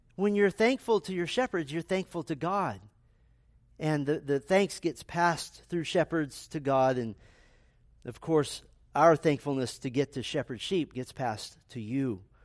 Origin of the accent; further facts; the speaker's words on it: United States; being American Christians